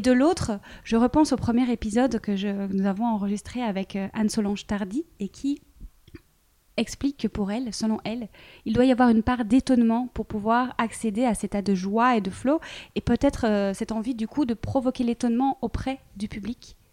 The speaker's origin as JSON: {"language": "French", "country": "Belgium", "said": "je suis belge"}